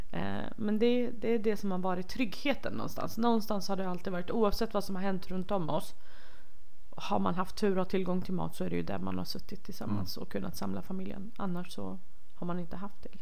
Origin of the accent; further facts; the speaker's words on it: Rojhalat, Iranian Kurdistan, Iran; moved away; där jag kommer ifrån som är Rojhalat